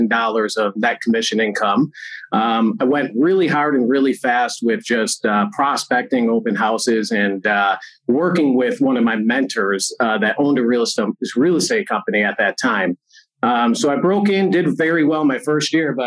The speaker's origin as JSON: {"language": "English", "town": "Buffalo", "region": "New York", "country": "United States", "moved": "as an adult", "lives_now": "Las Vegas, United States", "said": "originally I'm from Buffalo, New York"}